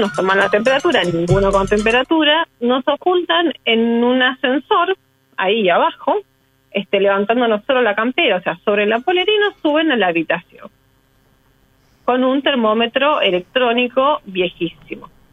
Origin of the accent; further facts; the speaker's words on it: Buenos Aires, Argentina; yo soy porteña, vivo a seis cuadros de acá